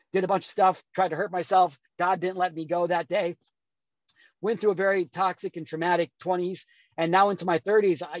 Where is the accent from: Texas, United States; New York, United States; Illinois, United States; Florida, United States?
Illinois, United States; moved away; also born or lived in California; I grew up in Illinois